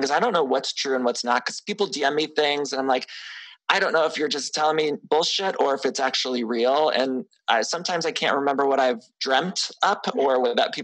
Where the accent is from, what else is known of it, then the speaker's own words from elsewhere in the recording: outside of Cleveland, Ohio, United States; for a kid like me in Ohio, I grew up outside of Cleveland.